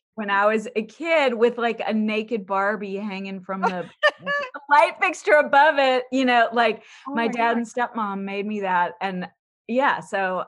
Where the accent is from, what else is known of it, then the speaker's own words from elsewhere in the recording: Baton Rouge, Louisiana, United States; moved away as an adult; also born or lived in New Orleans; now in Los Angeles, United States; My family's from New Orleans, but I grew up in Baton Rouge, and I came very far west to Los Angeles to go to CalArts such a long time ago